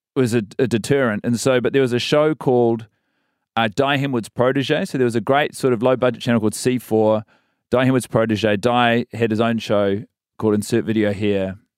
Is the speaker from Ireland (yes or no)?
no; Christchurch, Canterbury, New Zealand; moved away as an adult; also born or lived in Wellington / Sydney; And then I spend my entire schooling years in Christchurch, so from sort of four to eighteen